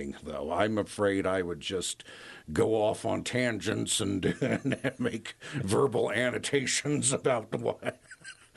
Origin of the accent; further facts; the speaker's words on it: Washington, District of Columbia, United States; also born or lived in Gayville, South Dakota; I grew up in Washington, D.C.